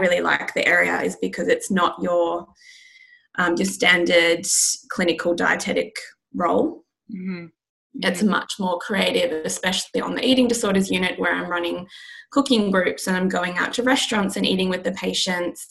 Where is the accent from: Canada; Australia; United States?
Australia; now in London, United Kingdom; I'm based in London, but I'm from Australia